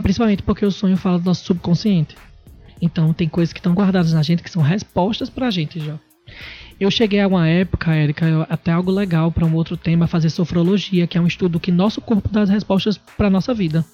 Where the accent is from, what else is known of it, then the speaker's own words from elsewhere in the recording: Natal, Rio Grande do Norte, Brazil; moved away as an adult; now in São Paulo, Brazil; Sou daqui de Natal e atualmente estou morando em São Paulo.